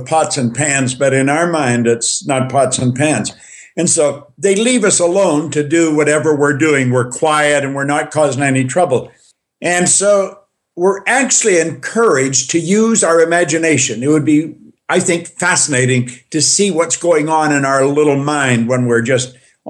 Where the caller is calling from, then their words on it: Thornhill, Ontario, Canada; I am coming in from Canada, Toronto, Thornhill, Ontario.